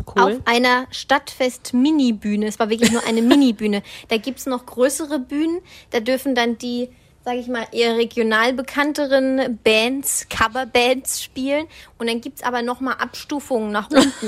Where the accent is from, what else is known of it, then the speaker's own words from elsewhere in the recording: Swabia, Baden-Württemberg, Germany; ich als Schwabe